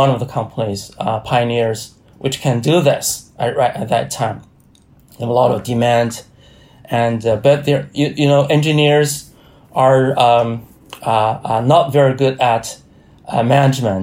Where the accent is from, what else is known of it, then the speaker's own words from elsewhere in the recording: China; a state-owned research institute based in Hebei province. It's very close to my hometown